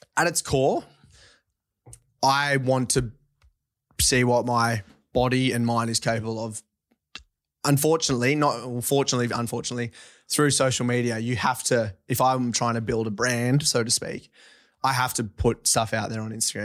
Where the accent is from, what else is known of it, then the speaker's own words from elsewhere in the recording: Forbes, New South Wales, Australia; also born or lived in Orange, New South Wales; I grew up on a, um, farm west of Forbes, New South Wales, uh, sixty K out